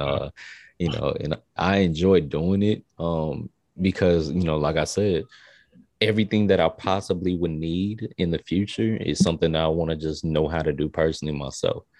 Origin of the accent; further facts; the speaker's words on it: Tampa, Florida, United States; also born or lived in El Paso, Texas / Augusta, Georgia; I'm from Tampa. Um, So I'm a Florida raised, you know, kid